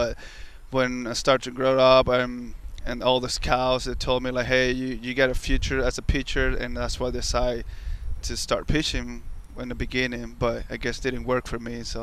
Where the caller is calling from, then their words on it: New York, United States; from New York